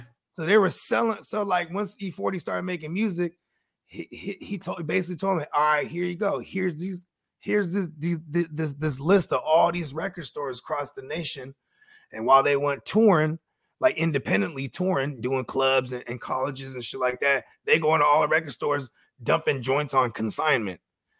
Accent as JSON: {"language": "English", "area": "the Bay Area", "region": "California", "country": "United States", "said": "I'm from the Bay."}